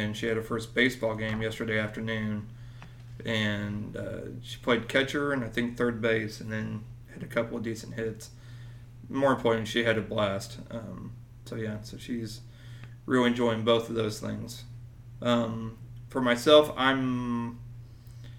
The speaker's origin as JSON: {"language": "English", "town": "Springfield", "region": "Missouri", "country": "United States", "moved": "yes", "said": "I'm from Springfield, Missouri"}